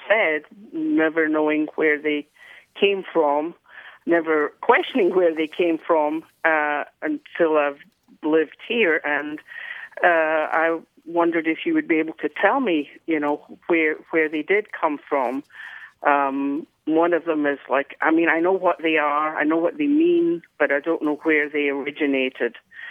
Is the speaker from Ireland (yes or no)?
no; Glasgow, Scotland, United Kingdom; moved away as an adult; now in Fort Worth, United States; As I said, I grew up in Glasgow, Scotland. I've lived in Texas for 44 years.